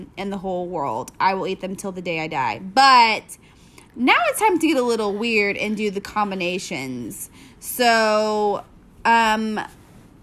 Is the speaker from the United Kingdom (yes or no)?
no; Texas, United States; we're from Texas